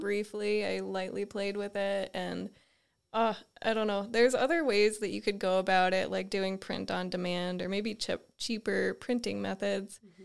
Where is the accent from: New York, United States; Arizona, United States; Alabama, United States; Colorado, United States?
New York, United States; the Adirondacks, Northern; moved away as an adult; also born or lived in Binghamton, New York; now in Butte, United States; where we grew up in the Adirondacks, it was so rural